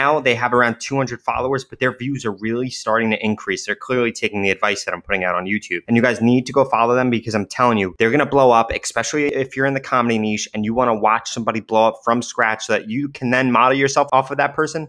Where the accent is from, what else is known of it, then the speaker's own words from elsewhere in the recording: Germany; FYI, I am from Germany.